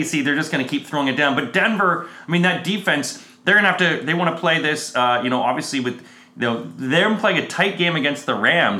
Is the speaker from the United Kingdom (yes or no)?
no; Canada; as a Canadian.